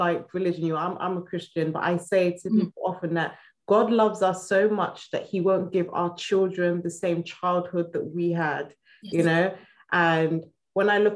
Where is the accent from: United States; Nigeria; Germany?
Nigeria; I'm Nigerian, and we are very, very traditional